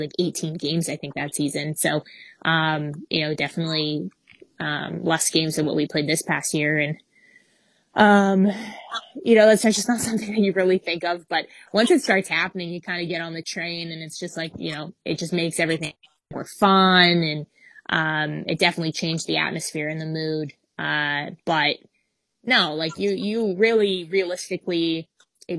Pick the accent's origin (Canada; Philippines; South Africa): Canada; As a Canadian